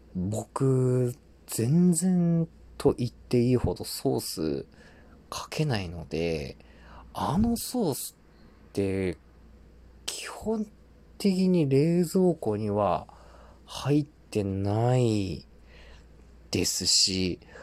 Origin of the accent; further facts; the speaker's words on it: Tohoku, Japan; 東北生まれ、東北育ち